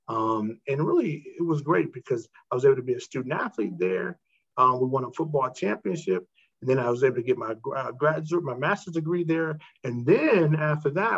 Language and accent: English; Michigan, United States; moved away as an adult; also born or lived in Indianapolis; I'm from Michigan. I went to Baldwin High School